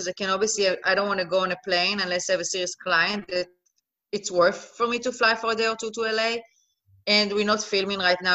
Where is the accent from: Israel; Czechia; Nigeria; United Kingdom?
Israel; moved away as an adult; also born or lived in Netherlands; now in Los Angeles, United States; I'm originally from Israel. I was born and raised in Israel.